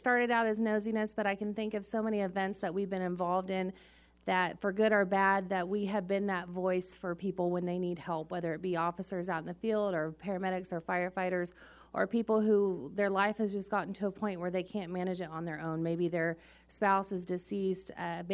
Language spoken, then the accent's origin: English; Wichita, Kansas, United States; I'm from Wichita